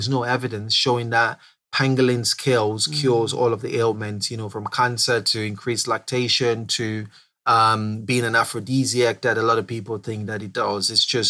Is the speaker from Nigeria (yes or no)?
yes; Southeast, Nigeria; I grew up in Southeast Nigeria. I grew up, you know, having this large secondary forest around the backyard.